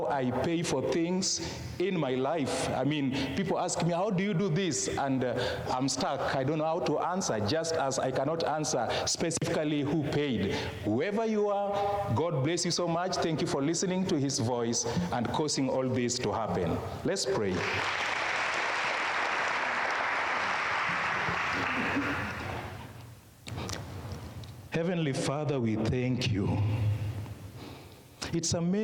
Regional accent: Kenya; first language Luo; English is a second language

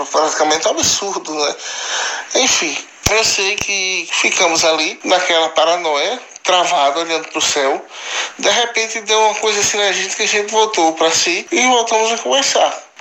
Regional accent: Alagoas, Brazil; now in Rio do Sul, Brazil; paulista do estado de Santa Catarina, na cidade de Rio do Sul, mas eu sou original do estado de Alagoas, da cidade de Minas Palmares

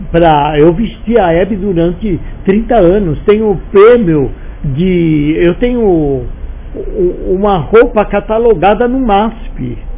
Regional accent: Rio de Janeiro, Brazil; moved away as an adult; E eu vim do Rio de Janeiro, sem eira nem beira, por quê? porque acabou o trabalho lá e eu vim para cá

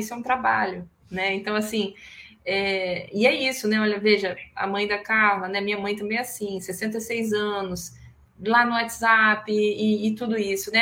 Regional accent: Espírito Santo, Brazil; eu sou capixaba

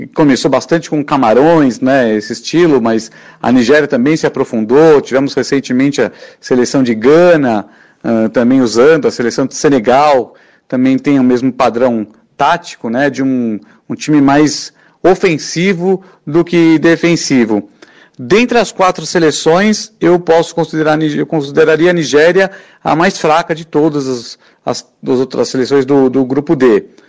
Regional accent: Brazil; a gente é brasileiro

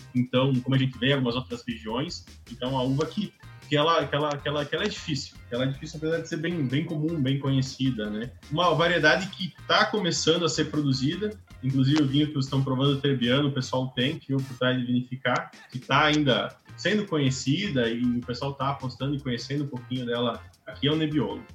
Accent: Bento Gonçalves, Rio Grande do Sul, Brazil; natural de Bento Gonçalves, mais específico aí uh, do Vinhedos cresci, me criei lá

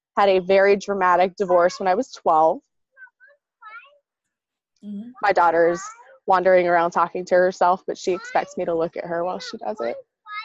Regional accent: Great Lakes, Illinois, United States; born there; also born or lived in San Diego / Tallahassee / Charleston; So I was born in Great Lakes, Michigan, or Great Lakes, Illinois, just across Lake Michigan here.

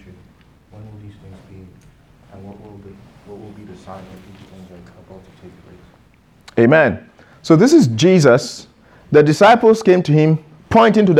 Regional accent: Ghana; I am Ghanaian

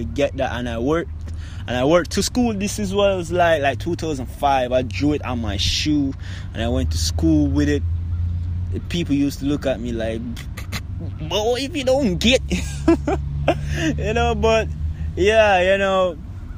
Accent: Kingston, Jamaica; I was born in Jubilee Hospital. That's in Kingston, downtown Kingston. Yeah, so when I was born, you know, born growing up in the ghetto of Jamaica

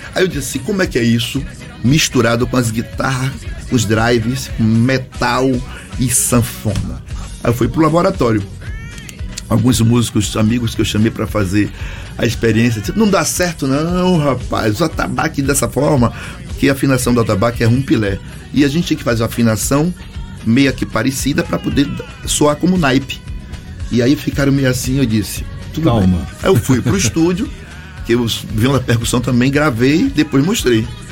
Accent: Salvador, Bahia, Brazil; Eu venho do Candial, bairro de Salvador, Bahia

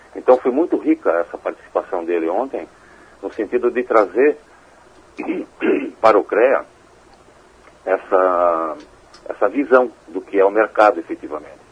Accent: Joinville, Santa Catarina, Brazil; eu sou joinvilense, né, nascido aqui, moro aqui a vida toda

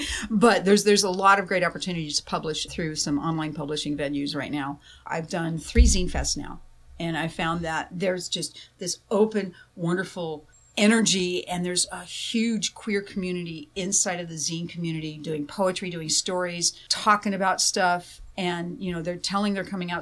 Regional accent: Tempe, Arizona, United States; moved away as an adult; also born or lived in Tucson, Arizona / Phoenix, Arizona; now in Kansas, United States; I grew up in Tempe

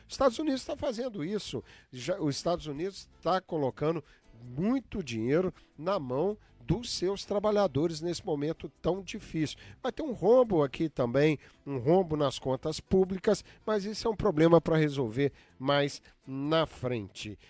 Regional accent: Minas Gerais, Brazil; now in Massachusetts, United States; Eu sou mineirinho

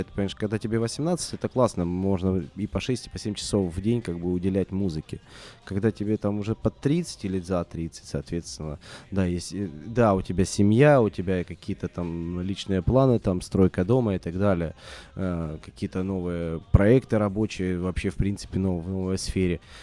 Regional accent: Russia; мы же из России, да, и привыкли жить по российским меркам

